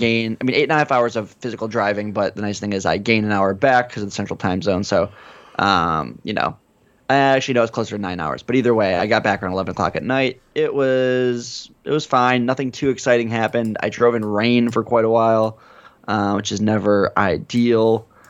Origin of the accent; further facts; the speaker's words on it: United States; as an American